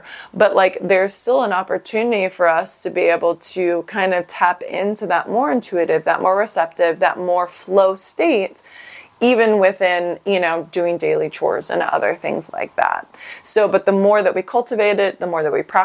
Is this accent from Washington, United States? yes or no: yes; Seattle, Washington, United States; I'm from Seattle